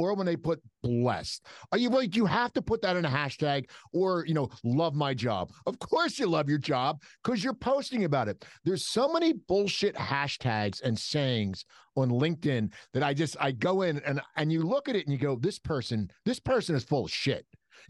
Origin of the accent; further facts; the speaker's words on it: East Coast, United States; No, it's soda. Yeah, we're from the East Coast. And it's Taylor pork roll.